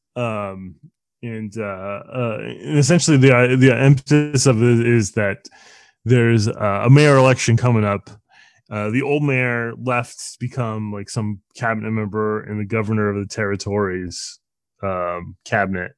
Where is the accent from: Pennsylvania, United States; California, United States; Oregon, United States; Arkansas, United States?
California, United States; Bay Area; I grew up in the Bay Area.